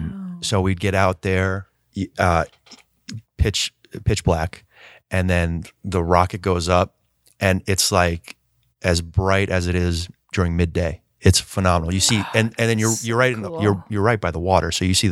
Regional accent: Melbourne, Florida, United States; Originally, Melbourne, Florida.

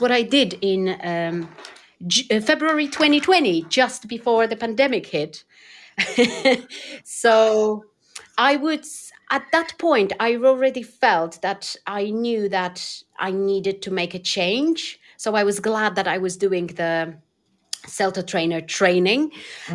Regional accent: Poland; English is a second language; moved away; I'm originally from Poland

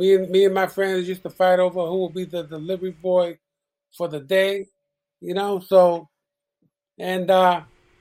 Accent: New York City, New York, United States; also born or lived in Puerto Rico; I grew up in Chelsea, and then we lived in the West Village in the 60s. And in 1970, we moved to the Lower East Side, downtown Manhattan

